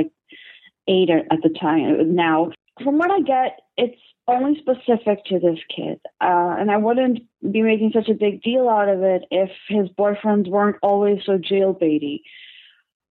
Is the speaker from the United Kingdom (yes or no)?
no; Portugal; moved away; I'm originally from Portugal